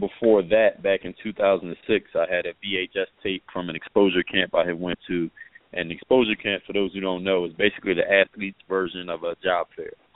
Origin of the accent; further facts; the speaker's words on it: Philadelphia, Pennsylvania, United States; also born or lived in overseas; now in South Florida, United States; I'm originally from Philadelphia, PA, and now reside in South Florida.